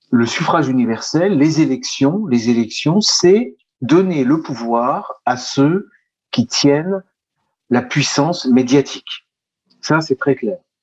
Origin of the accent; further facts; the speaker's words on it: France; nous sommes en France, nous sommes français